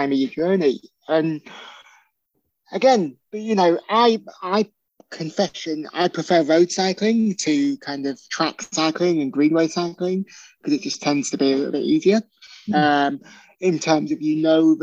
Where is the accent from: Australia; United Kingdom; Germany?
United Kingdom; Birkenhead, North West England; my hometown, from Birkenhead